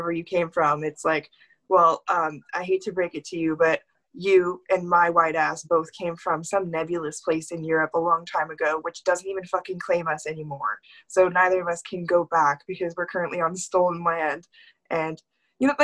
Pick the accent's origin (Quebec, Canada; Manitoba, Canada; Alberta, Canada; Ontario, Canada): Manitoba, Canada; Winnipeg; you're from Canada? I was like, yeah. He's like, where are you from? I was like, Manitoba. He's like, Manitoba? Where in Manitoba? I was like, Winnipeg.